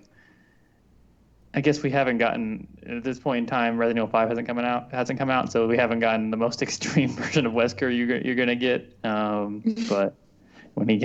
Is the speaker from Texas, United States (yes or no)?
no; Las Vegas, Nevada, United States; I'm from Vegas.